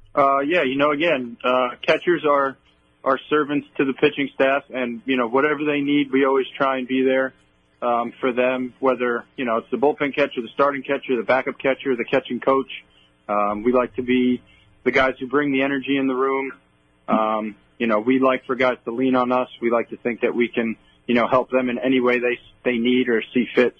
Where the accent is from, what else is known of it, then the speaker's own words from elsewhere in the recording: West Islip, New York, United States; I grew up on the south side of Montauk Highway, right behind Good Samaritan Hospital